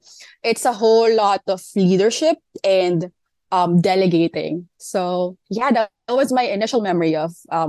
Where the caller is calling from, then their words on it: Manila, Metro Manila, Philippines; I'm calling in from Manila, Philippines.